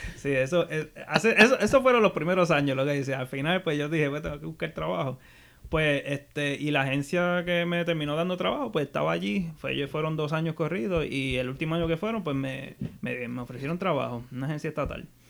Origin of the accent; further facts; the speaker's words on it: Arecibo, Puerto Rico; also born or lived in Mayagüez; yo toda la vida me crié en Arecibo, soy, soy de Arecibo, Puerto Rico